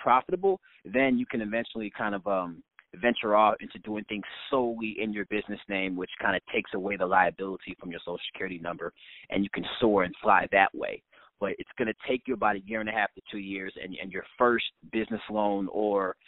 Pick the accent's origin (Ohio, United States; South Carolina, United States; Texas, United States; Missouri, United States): Missouri, United States; St. Louis; now in New Jersey, United States; when I was growing up in St. Louis, Missouri